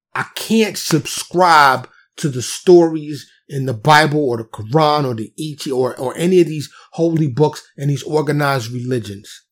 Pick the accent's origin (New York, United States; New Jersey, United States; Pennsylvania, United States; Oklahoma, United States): New York, United States; New York City; now in Dallas, United States; I'm from New York City, born and raised, but I live in Texas now, suburb of Dallas